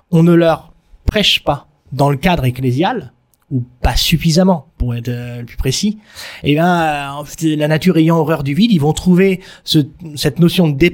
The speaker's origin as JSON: {"language": "French", "town": "Marseille", "region": "Provence-Alpes-Côte d'Azur", "country": "France", "said": "en tant que Français"}